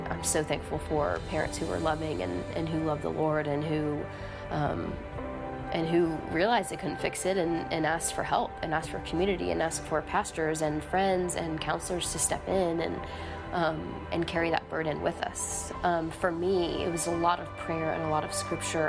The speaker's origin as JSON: {"language": "English", "region": "Tennessee", "country": "United States", "tie": "born or raised there", "also_born_or_lived": "Florida", "lives_now": "Mississippi, United States", "said": "we moved to Tennessee from Florida when I was 10 years old in the middle of the school year"}